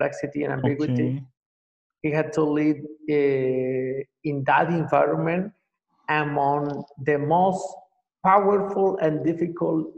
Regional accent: Colombia; moved away as an adult; also born or lived in Venezuela / Mexico; now in Paraguay; I am from Colombia. I have lived in several countries, and since 2009, I live in Paraguay.

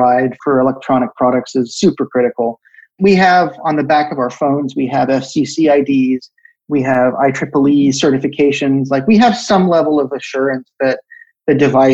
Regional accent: United States; being an American

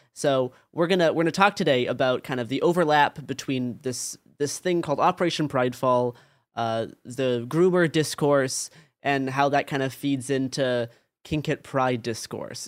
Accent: Portland, Oregon, United States; growing up in Portland, Oregon, in like the 20 teens

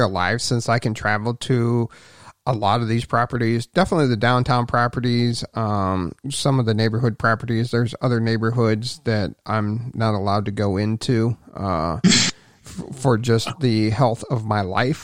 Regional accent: Cleveland, Ohio, United States; I was from the Cleveland area

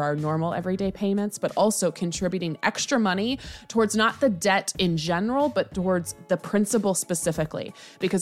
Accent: United States; I'm American

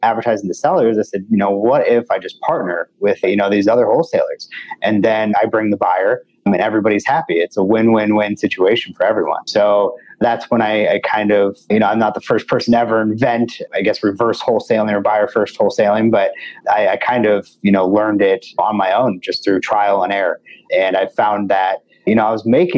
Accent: St. Louis, Missouri, United States; I'm from St. Louis, right here in your home market.

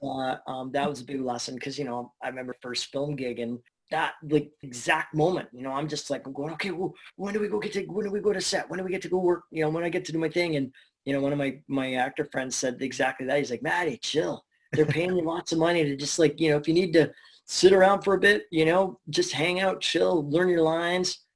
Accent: Burnaby, British Columbia, Canada; I get local Burnaby guy, so I'm from Canada

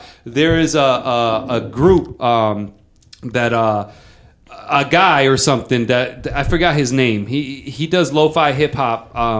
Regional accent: Puerto Rico; growing up in Puerto Rico

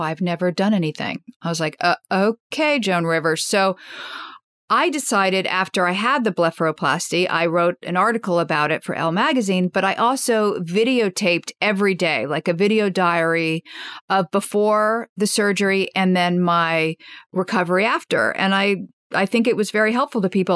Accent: Washington, District of Columbia, United States; I grew up in Washington, D.C., and my parents were political journalists during Watergate

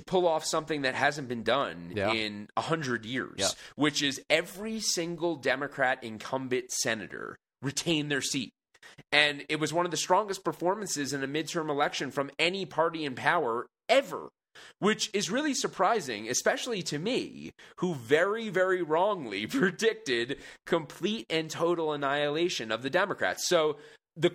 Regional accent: Long Island, New York, United States; I am originally from Long Island, born and raised.

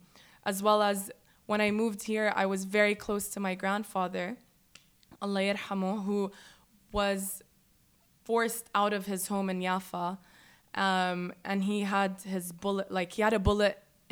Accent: United States; And I just think, and also because I was raised in the States, we had that freedom of speech. Like, when I was younger and living there

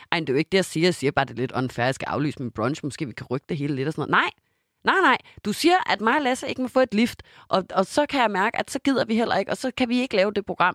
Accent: Denmark; moved away; jeg var hjemme i Danmark med Simon

